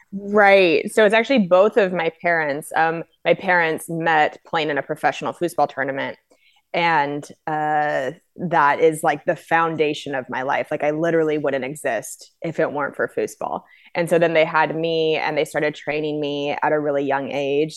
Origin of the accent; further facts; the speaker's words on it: Spokane, Washington, United States; also born or lived in Cheney, Washington / Los Angeles; now in Minneapolis, United States; I was born and raised in Spokane, uh, but then in fourth grade, I moved out to Cheney.